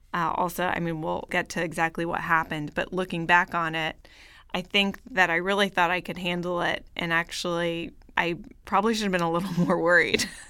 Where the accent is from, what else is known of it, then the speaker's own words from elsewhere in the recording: Bay Area, Northern California, United States; moved away as an adult; also born or lived in Paris / New York; now in Los Angeles, United States; I grew up in Northern California, in the Bay Area